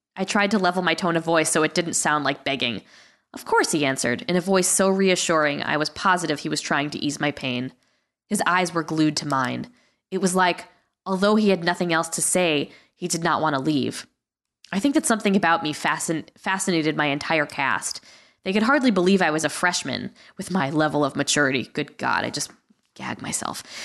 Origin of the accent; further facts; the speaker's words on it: Guilford, Connecticut, United States; my parents were from Queens, but I was from Guilford, Connecticut